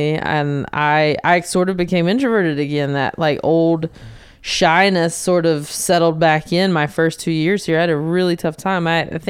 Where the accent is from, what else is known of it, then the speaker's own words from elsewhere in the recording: the South, United States; you know, I'm from the South. We like to eat.